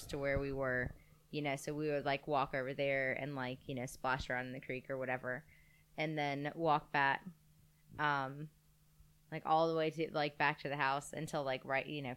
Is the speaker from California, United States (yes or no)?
no; Nashville, Tennessee, United States; moved away; I lived across the street from a golf course the entire time I was growing up in Nashville, McCabe Golf Course